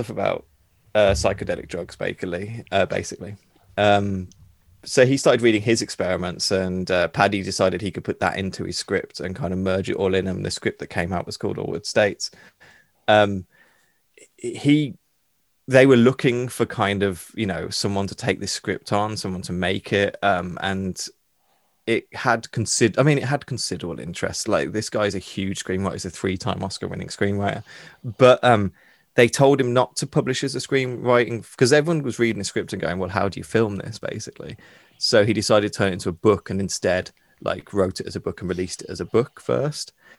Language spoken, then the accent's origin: English; United Kingdom; being British